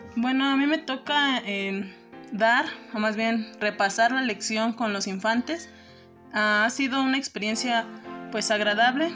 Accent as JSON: {"language": "Spanish", "country": "Mexico", "tie": "born or raised there", "also_born_or_lived": "Guerrero", "said": "yo nací en el estado de Guerrero. Desde pequeña pues llegamos aquí a México y aquí es donde he crecido"}